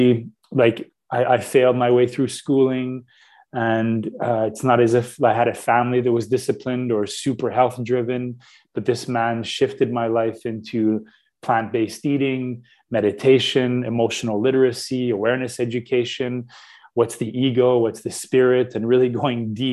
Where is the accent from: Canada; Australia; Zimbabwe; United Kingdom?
Canada; Radio Canada, which is our radio here in Canada